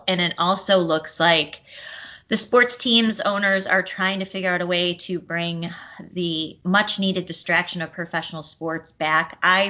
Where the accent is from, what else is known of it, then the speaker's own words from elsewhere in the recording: Chicago, Illinois, United States; as lifelong Chicagoan